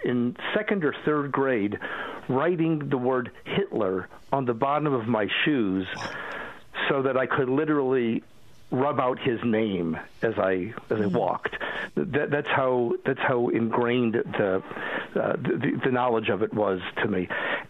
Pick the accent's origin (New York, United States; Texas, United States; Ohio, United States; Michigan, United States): Ohio, United States; Cleveland; moved away; I grew up in Cleveland. My father was a Holocaust survivor. My father's family was murdered in Auschwitz, and he was the only member of his family who came out alive. And he was originally from Czechoslovakia